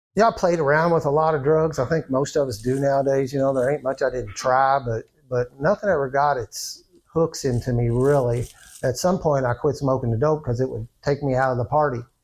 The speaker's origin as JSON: {"language": "English", "town": "New Albany", "region": "Indiana", "country": "United States", "tie": "born or raised there", "said": "I was born in New Albany, Indiana. I don't know if you can tell from my accent or not. Uh, I've been born and bred there. I've lived there all my life"}